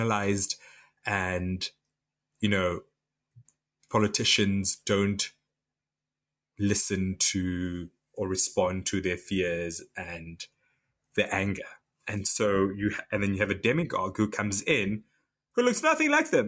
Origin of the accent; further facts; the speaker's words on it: Namibia; now in United Kingdom; I'm from Namibia.